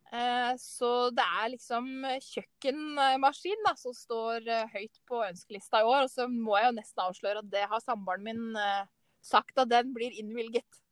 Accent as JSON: {"language": "Norwegian", "town": "Ottestad", "region": "Innlandet", "country": "Norway", "said": "jeg er fra Ottestad, som er en del av Stange, som eh, ligger mot Hamar"}